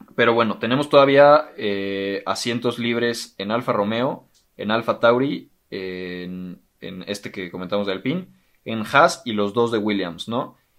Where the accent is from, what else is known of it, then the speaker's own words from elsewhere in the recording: Mexico; los que somos mexicanos